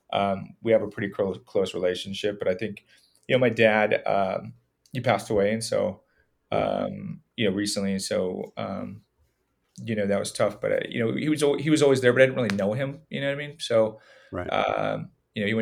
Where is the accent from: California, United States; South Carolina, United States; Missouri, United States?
California, United States; San Jose; I grew up in San Jose